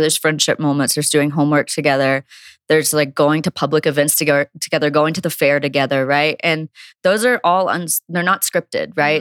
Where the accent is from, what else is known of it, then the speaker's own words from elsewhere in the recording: Logan, West Virginia, United States; growing up in Logan, West Virginia.